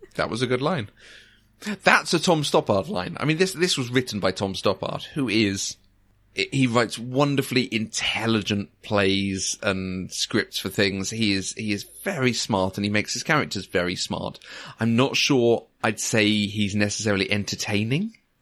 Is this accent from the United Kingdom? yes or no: yes; near Crawley, South East England, United Kingdom; I grew up near Crawley.